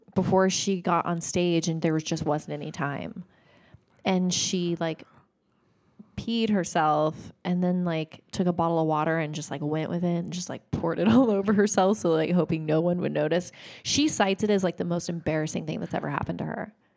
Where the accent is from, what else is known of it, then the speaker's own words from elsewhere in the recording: Oregon, United States; I grew up in Oregon.